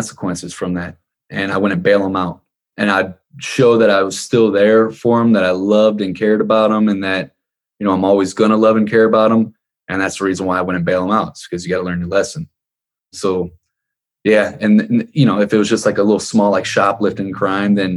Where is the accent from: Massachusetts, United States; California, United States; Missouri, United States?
Missouri, United States; Ferguson; we grew up in Ferguson, Missouri